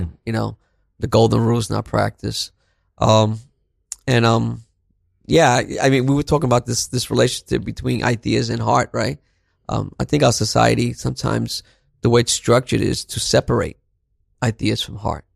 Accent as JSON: {"language": "English", "town": "New York City", "region": "New York", "country": "United States", "tie": "born or raised there", "also_born_or_lived": "Barranquilla, Colombia", "said": "I grew up in Brooklyn, you know, um, Brownsville, East New York"}